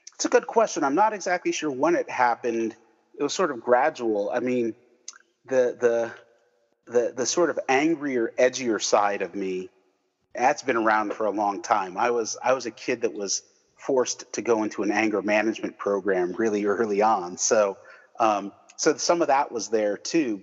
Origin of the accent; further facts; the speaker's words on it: United States; I grew up right outside New York, so we had all the New York mm, TV stations